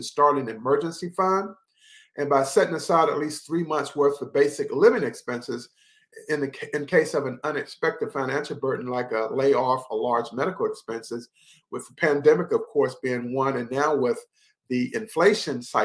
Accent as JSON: {"language": "English", "town": "Henderson", "region": "North Carolina", "country": "United States", "tie": "born or raised there", "said": "I worked for Foxpond in Henderson, North Carolina. We helped set up that recreation facility in my hometown"}